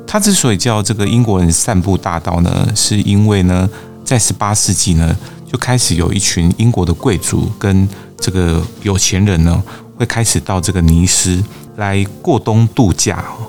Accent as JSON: {"language": "Chinese", "region": "Kaohsiung", "country": "Taiwan", "tie": "born or raised there", "also_born_or_lived": "Tamsui", "said": "我在淡水出生，那么在高雄长大"}